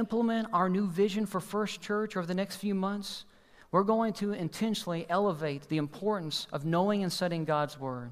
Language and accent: English; Kentucky, United States; we're from Kentucky